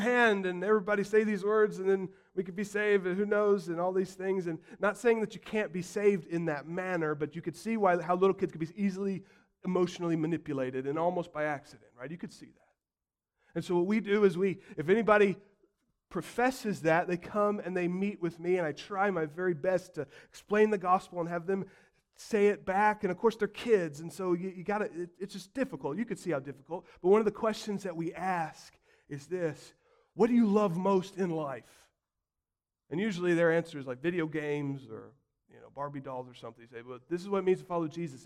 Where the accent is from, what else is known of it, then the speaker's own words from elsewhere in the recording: United States; as comfy American Christians